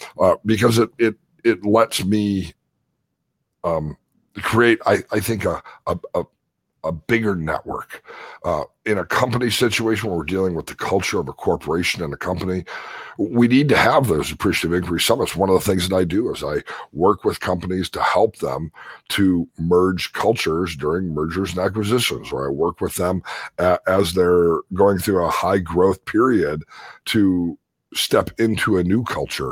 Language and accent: English; Chicago, Illinois, United States; now in Las Vegas, United States; I grew up in Chicago